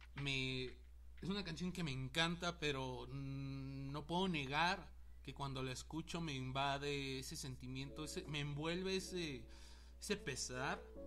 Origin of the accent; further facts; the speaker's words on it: Mexico; hermanos mexicanos que somos